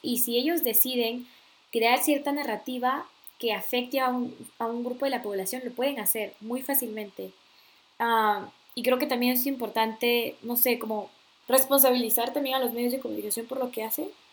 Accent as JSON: {"language": "Spanish", "country": "Peru", "moved": "yes"}